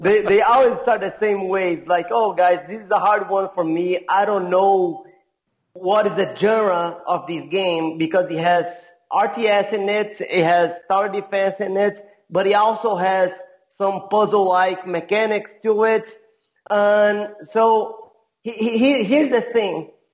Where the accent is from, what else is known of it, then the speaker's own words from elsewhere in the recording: Brazil; also born or lived in California; I'm from Brazil. I, I have been all over the place. I used to live in California for a little while. I live in many different cities uh, in Brazil